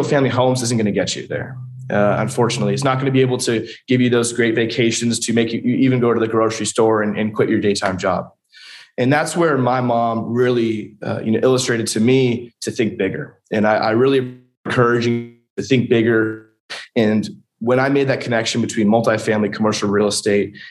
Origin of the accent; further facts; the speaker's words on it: Huntington Beach, California, United States; moved away as an adult; also born or lived in San Diego, California; now in Lexington, United States; born and raised in Huntington Beach, California